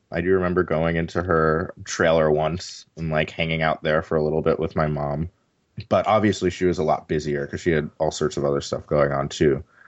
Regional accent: New York City, New York, United States; moved away as an adult; also born or lived in Pittsburgh, United States; now in San Francisco, United States; I was born and raised in New York City

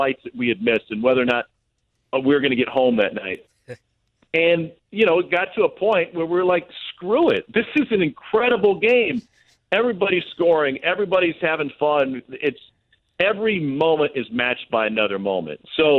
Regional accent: Missouri, United States; growing up in Missouri

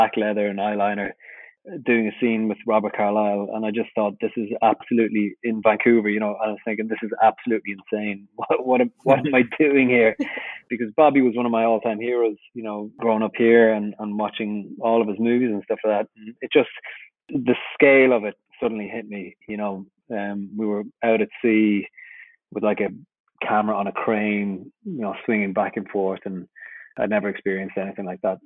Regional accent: Ireland; as an Irish person

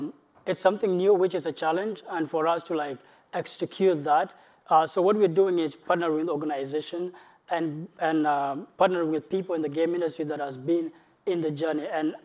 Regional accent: South Sudan; moved away; I'm from South Sudan, it's a country that is ripped by civil war.

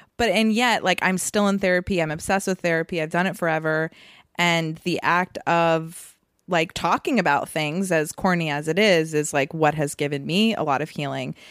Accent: Massachusetts, United States; also born or lived in Vermont; I moved from Vermont when I was seven to Massachusetts

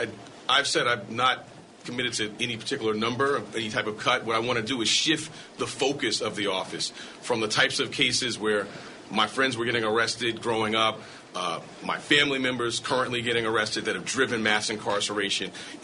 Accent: New York City, New York, United States; I grew up in Harlem during the 80s, during the height of the crack cocaine epidemic.

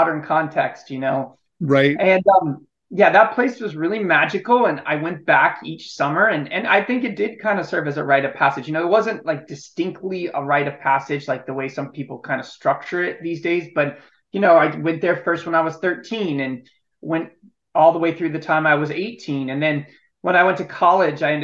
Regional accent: Illinois, United States; Yeah, I grew up in Illinois. I grew up in the Midwest

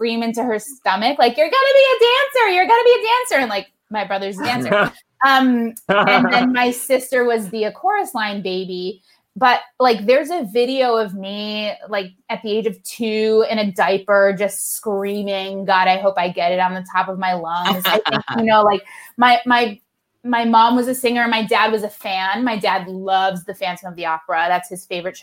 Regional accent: West Hartford, Connecticut, United States; I grew up in West Hartford, Connecticut.

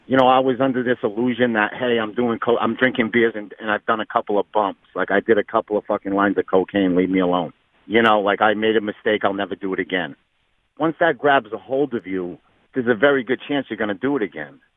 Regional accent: Fall River, Massachusetts, United States; So, basketball was everything to Fall River. You know, I grew up in a time where, you know, Durfee basketball was bigger than the Boston Celtics.

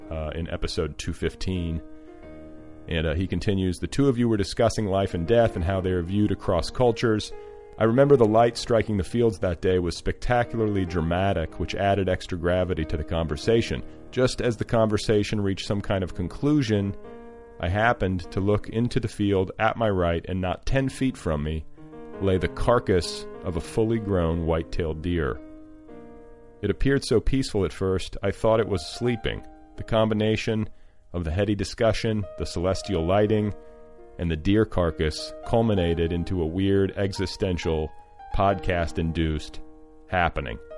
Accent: Mandan, North Dakota, United States; while driving back and forth from my hometown of Mandan, North Dakota and Big Sky, Montana.

